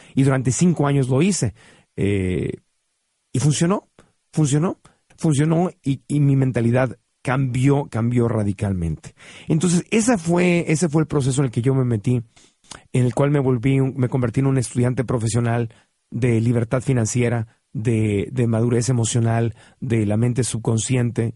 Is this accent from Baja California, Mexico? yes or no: yes; Tijuana, Baja California, Mexico; crecí en Tijuana. Y en Tijuana crecí viendo cómo cruzaba la gente